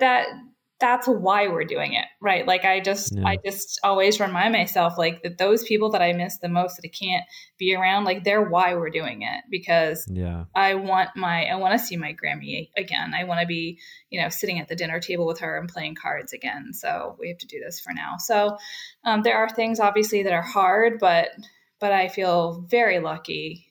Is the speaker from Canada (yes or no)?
no; New Hampshire, United States; now in Gainesville, United States; I'm not really from Florida. I'm originally from New Hampshire, which is why I say things properly like aunt and autumn.